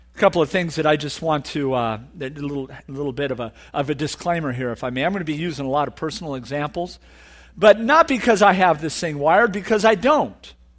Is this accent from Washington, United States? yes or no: no; Orange County, California, United States; I'm from Orange County